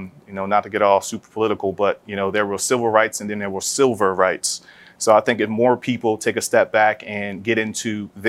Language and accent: English; Philadelphia, Pennsylvania, United States; So I'm originally from West Philadelphia, born and raised.